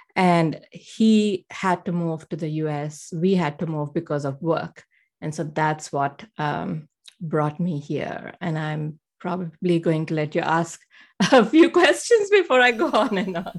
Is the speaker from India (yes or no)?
yes; India; moved away as an adult; now in United States; I grew up um, in a middle class family in India